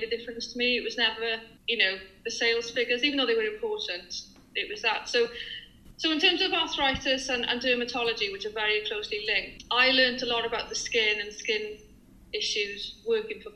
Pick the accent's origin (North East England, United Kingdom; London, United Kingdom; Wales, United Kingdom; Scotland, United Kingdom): Wales, United Kingdom; I'm really proud of being Welsh